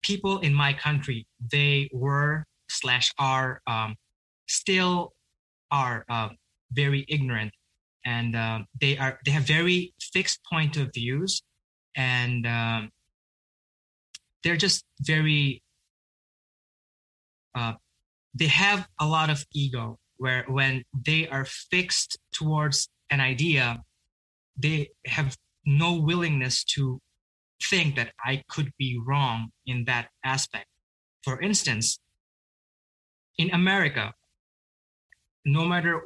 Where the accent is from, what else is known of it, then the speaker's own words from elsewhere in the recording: Bangladesh; now in United States; I grew up in a country named Bangladesh